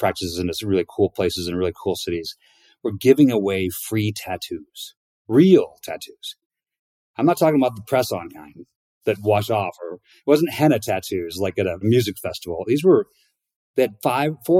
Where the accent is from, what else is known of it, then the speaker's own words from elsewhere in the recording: La Porte, Indiana, United States; now in Bend, United States; born and raised in Northern Indiana, small town, LaPorte, Indiana, up in the Northwest corner